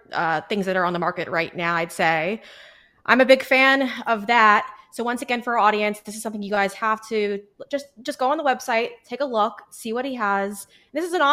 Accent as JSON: {"language": "English", "town": "Huntington", "region": "New York", "country": "United States", "tie": "born or raised there", "said": "I was raised in Huntington, New York with my six siblings"}